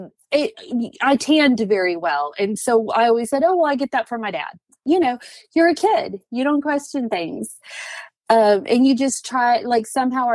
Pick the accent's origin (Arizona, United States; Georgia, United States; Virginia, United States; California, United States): Arizona, United States; moved away as an adult; now in Alabama, United States; I was born and raised in Arizona